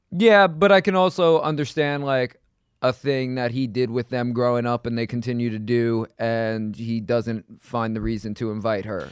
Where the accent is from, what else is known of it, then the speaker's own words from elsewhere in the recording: New York City, New York, United States; I grew up in Queens. I never left New York really other than to go to L